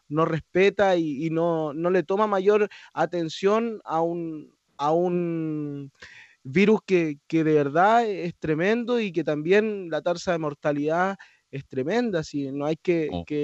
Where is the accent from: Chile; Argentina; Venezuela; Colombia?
Chile; cabe destacar que nosotros como eh, chilenos nos sentimos orgullosos todos los hípicos porque tenemos a, un compatriota